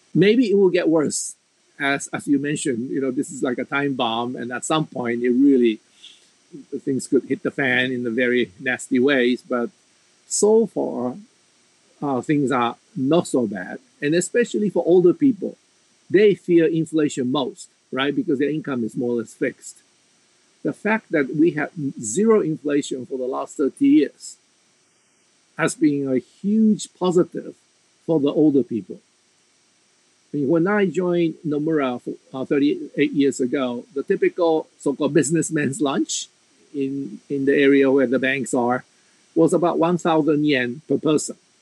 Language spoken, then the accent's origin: English; United States; moved away as an adult; now in Japan; every time I go back home to the United States